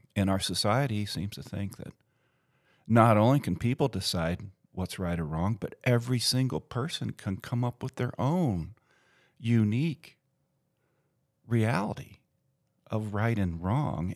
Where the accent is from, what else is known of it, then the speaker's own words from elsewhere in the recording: United States; my identity as American